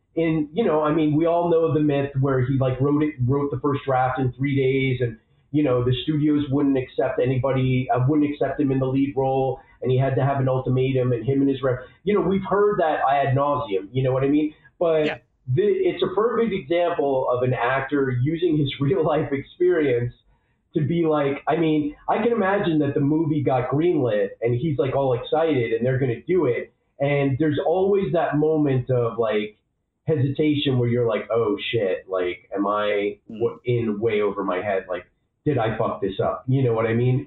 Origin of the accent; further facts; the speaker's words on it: New York, United States; I'm a New Yorker